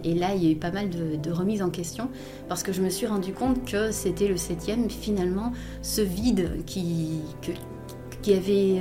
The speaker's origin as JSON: {"language": "French", "country": "Belgium", "said": "je suis belge"}